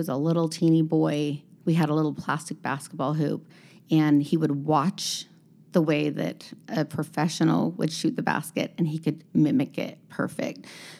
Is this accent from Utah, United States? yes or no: yes; Utah, United States; But when we, you know, we came from Utah has a pretty good scene going on.